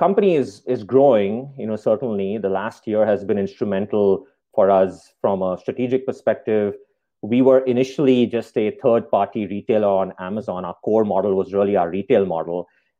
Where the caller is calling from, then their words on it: Spokane, Washington, United States; We are in Spokane, Washington.